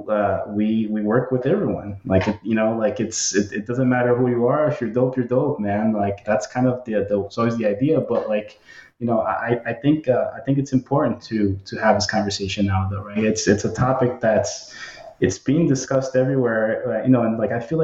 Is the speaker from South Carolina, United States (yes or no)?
no; Kearny, New Jersey, United States; I'm from Newark. I'm from Kearney